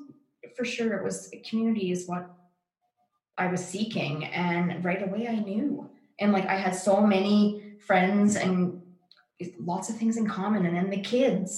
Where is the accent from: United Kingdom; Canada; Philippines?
Canada; Yorkton, Saskatchewan; we're both from Yorkton